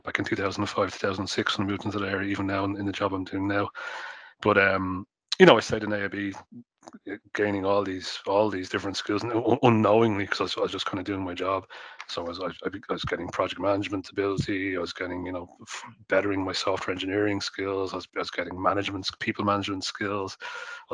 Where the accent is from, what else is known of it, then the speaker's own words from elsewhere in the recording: Dublin, Leinster, Ireland; I grew up in Dublin 9